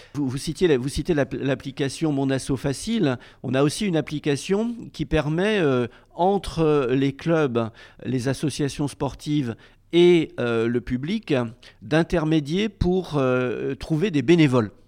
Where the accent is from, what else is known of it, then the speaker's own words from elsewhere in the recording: Rennes, Brittany, France; je suis originaire de Rennes